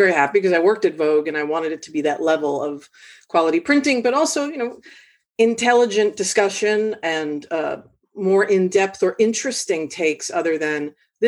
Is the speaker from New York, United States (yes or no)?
yes; New York City, New York, United States; Brought out the Bronx in me